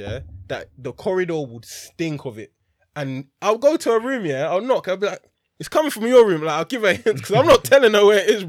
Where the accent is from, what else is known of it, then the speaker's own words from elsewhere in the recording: London, United Kingdom; moved away; I'm from London.